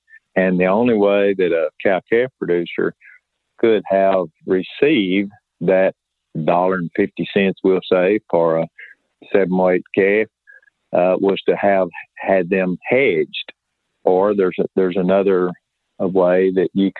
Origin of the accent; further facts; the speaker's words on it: South Central Oklahoma, United States; I was raised in South Central Oklahoma